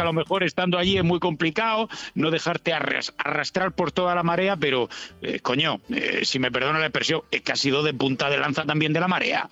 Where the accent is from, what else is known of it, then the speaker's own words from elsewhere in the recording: Spain; como buen español